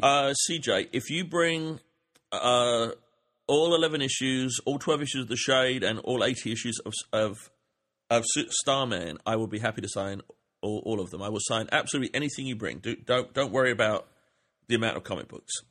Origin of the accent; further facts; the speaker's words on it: England, United Kingdom; moved away; I grew up in England